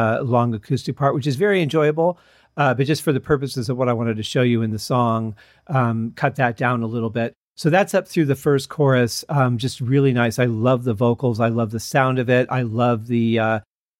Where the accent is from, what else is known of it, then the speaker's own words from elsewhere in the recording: Michigan, United States; when we were growing up in Michigan